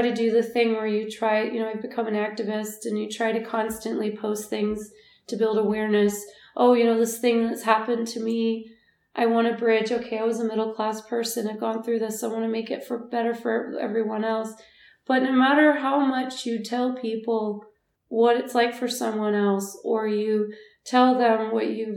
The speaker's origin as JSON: {"language": "English", "country": "United States", "said": "as an American"}